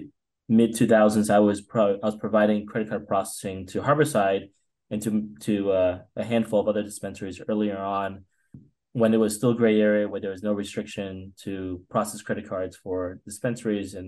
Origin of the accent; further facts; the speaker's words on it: East Coast, United States; moved away; I grew up in the East Coast